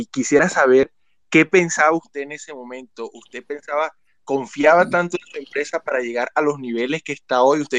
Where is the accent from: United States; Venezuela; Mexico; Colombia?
Colombia; creo que somos muchos los colombianos que, cree, que queremos creer en la empresa y queremos acceder con las ventajas que da el mercado colombiano.